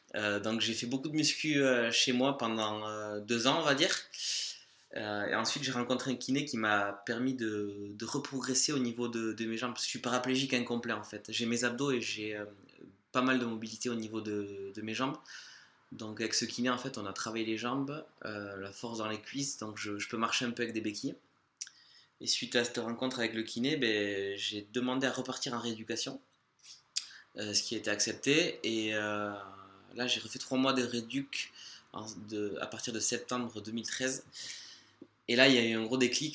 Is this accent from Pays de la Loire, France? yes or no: no; Larceveau, Nouvelle-Aquitaine, France; je suis originaire de Larcevaux, un petit village au cœur du Pays Basque, à côté de Saint-Jean-Pied-de-Port